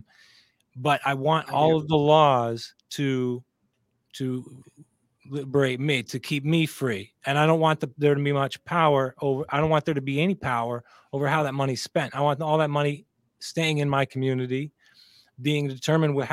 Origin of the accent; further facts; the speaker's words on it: California, United States; also born or lived in Texas / Pennsylvania; I'm from California